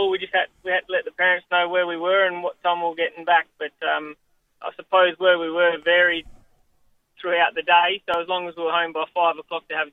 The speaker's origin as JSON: {"language": "English", "town": "Kalgoorlie", "region": "Western Australia", "country": "Australia", "tie": "born or raised there", "said": "Oh, I loved it. Um, so obviously there's a little town outside of Kalgoorlie called Coolgardie, and I suppose um, everyone else probably didn't like it, but but I loved it."}